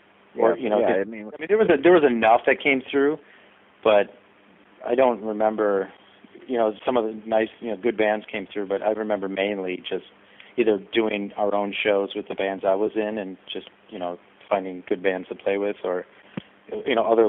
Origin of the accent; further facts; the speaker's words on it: Milwaukee, Wisconsin, United States; it's the sort of vibe of with Milwaukee is that you're working really hard to do something here with your friends